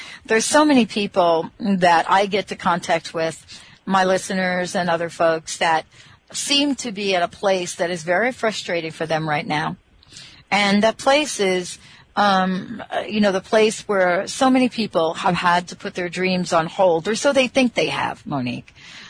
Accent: Bronx, New York, United States; When I was 5 years old, I grew up in the Bronx. When I was 5 years old, my dad introduced me to horseback riding in Van Cortlandt Park in the Bronx.

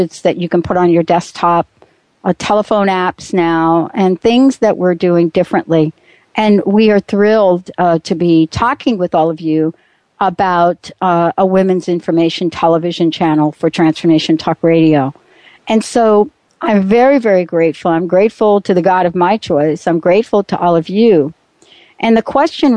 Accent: East Coast, United States; now in Pacific Northwest, United States; I'm from the East Coast

